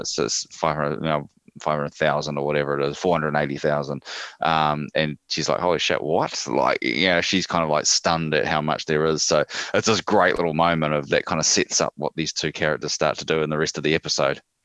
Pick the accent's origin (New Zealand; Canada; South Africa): New Zealand; we're part of Australia, apparently